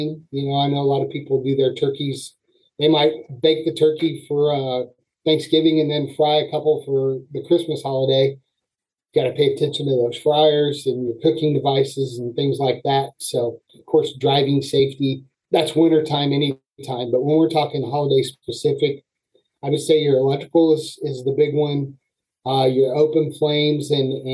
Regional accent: Springfield, Illinois, United States; moved away as an adult; now in Battle Creek, United States; I am from the Springfield, Illinois area

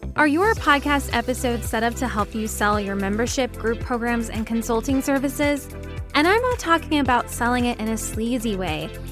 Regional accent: Texas, United States; I'm from Texas, so I can say y'all

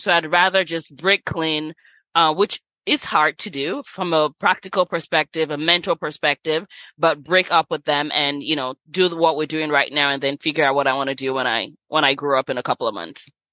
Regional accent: Nigeria; moved away as an adult; also born or lived in Los Angeles, United States / San Francisco, United States / New York, United States / Sacramento, United States; I was born in Nigeria, left here when I was eighteen, and lived in L A with some family members

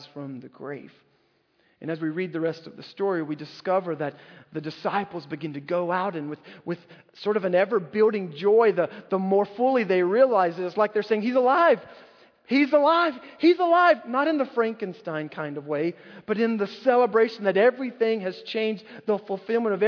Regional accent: North Carolina, United States; when I was a little boy growing up in North Carolina

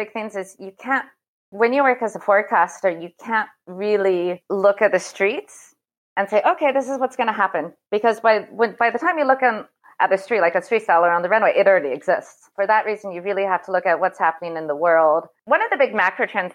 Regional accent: Seattle, Washington, United States; moved away as an adult; also born or lived in United Kingdom / Malta / Italy / Greece; now in Paris, France; I'm actually from Seattle, and I first moved to Paris in 97 to study

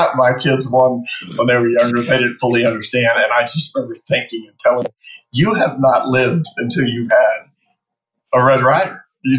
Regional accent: Phoenix, Arizona, United States; I live in Phoenix. I was born and raised here in the Valley.

